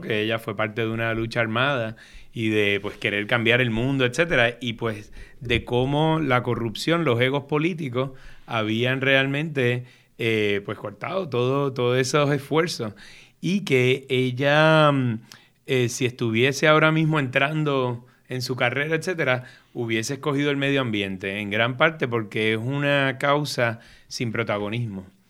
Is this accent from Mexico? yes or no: no; San Juan, Puerto Rico; moved away as an adult; Me crié en Río Piedras, en Cupey